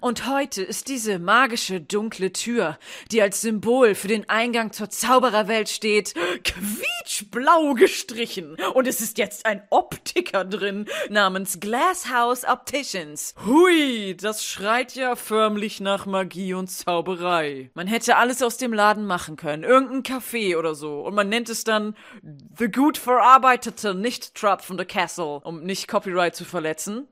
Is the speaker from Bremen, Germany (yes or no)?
yes; Bremen, Germany; für einen Bremer wie mich